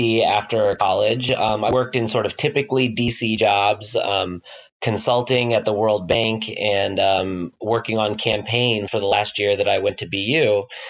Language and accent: English; Midwest and South, United States; No, actually, I grew up all over the Midwest and South. My dad is in oil and gas, and so we moved from Kansas to Oklahoma to Louisiana to Texas.